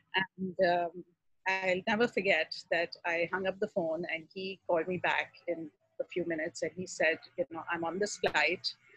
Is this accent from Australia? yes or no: no; Pakistan; moved away as an adult; I grew up in Pakistan, and uh, my family is still very much there